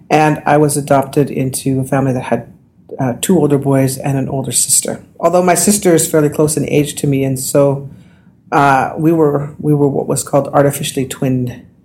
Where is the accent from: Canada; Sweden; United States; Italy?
Canada; Saskatoon, Saskatchewan; also born or lived in Oyen, Alberta / Gordon's First Nation; I was born in Alberta. Then when my mother, my father passed away, my mother moved us all to Saskatoon within a couple of years